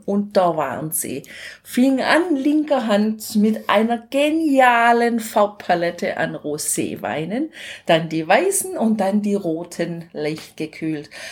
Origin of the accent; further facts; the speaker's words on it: Germany; zu Hause in Deutschland